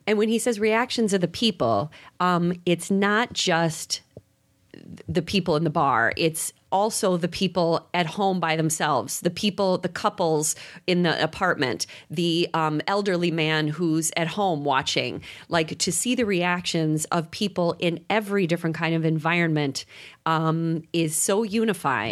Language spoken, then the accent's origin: English; Chicago, Illinois, United States; being from Chicago